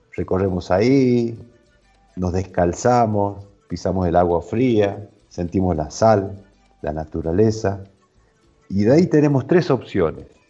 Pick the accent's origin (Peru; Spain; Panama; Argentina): Argentina; northern Argentina; recorriendo nuestras raíces, nuestro norte argentino